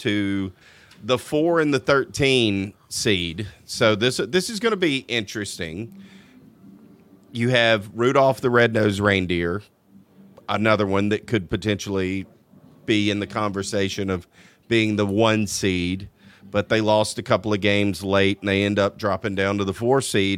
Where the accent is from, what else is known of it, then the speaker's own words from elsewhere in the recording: Louisiana, United States; I'm from Louisiana." No, you don't talk like them, like I promise you, I've lived there pretty much my whole life.